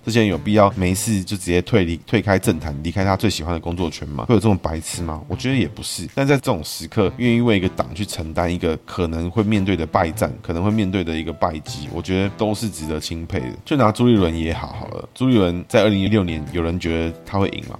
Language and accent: Chinese; Taiwan; 我们台湾人